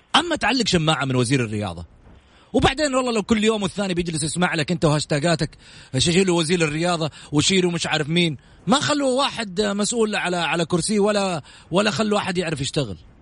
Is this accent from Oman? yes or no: no; Saudi Arabia; اسهمنا كسعوديين